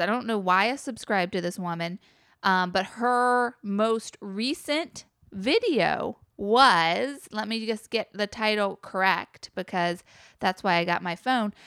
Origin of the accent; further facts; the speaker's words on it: the South, Southern United States, United States; as a Southerner